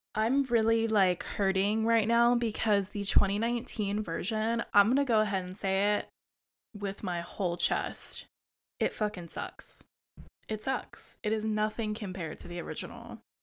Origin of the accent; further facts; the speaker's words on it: United States; as an American